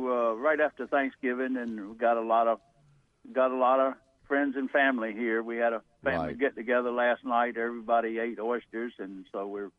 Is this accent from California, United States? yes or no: no; Granville County, North Carolina, United States; and I'm from Granville County. You know, we had just plain old pine trees that managed to grow between red clay and rocks and all that.